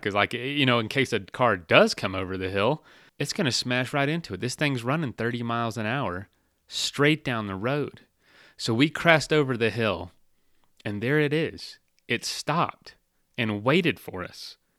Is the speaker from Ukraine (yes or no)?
no; Florida, United States; I'm from Florida